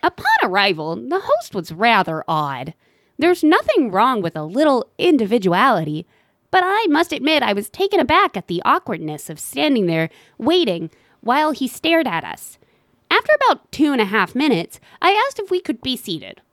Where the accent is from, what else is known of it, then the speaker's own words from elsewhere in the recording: Tennessee, United States; I'm from Tennessee